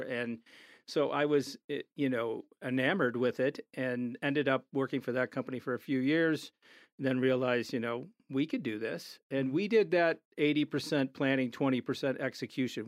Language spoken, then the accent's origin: English; Chicago, Illinois, United States; moved away as an adult; now in Denver, United States; we're from Chicago.